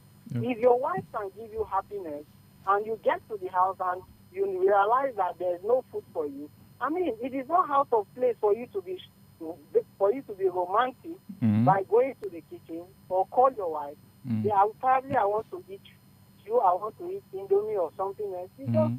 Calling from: Lagos, Nigeria; I'm calling from Lagos.

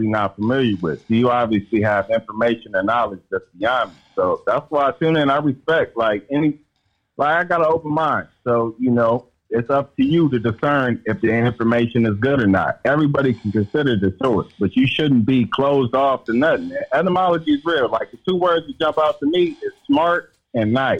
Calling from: Pasadena, California, United States; I'm calling from Pasadena, California

